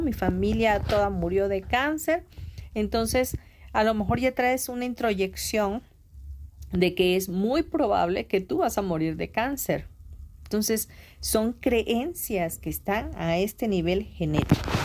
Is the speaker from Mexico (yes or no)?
yes; Mexico